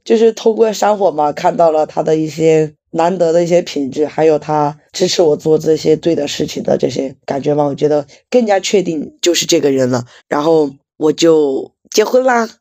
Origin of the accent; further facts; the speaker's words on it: Chongqing, China; 因为我们重庆本来就是有魔都之称嘛， 很多摩托车老厂都是在我们重庆这边